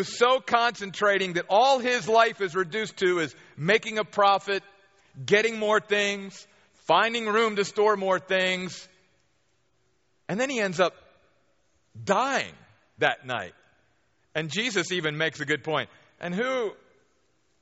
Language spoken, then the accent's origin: English; near Baltimore, Maryland, United States; moved away; I grew up back on the East Coast near Baltimore, Maryland